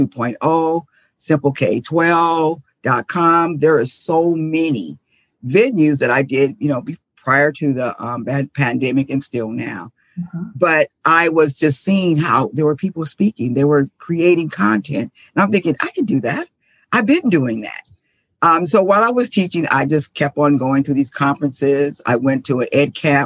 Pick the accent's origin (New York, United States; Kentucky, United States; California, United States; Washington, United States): California, United States; San Diego; moved away as an adult; now in Dallas, United States; I'm originally from San Diego. That's where I taught. And then I moved to Texas because I like adventure. So that's where I am now, in Dallas, Texas.